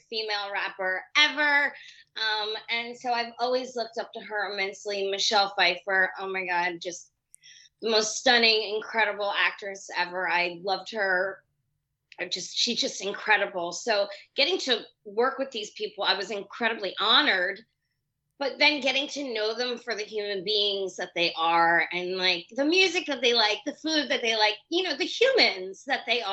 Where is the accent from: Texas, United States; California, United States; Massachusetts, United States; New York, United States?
New York, United States; me being a New Yorker